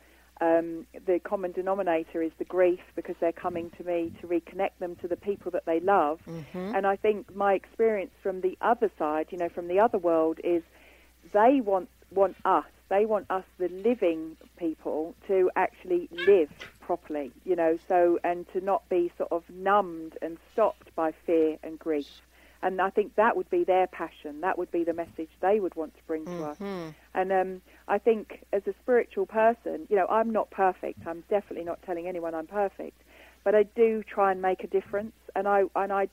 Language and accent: English; London, United Kingdom; I'm from London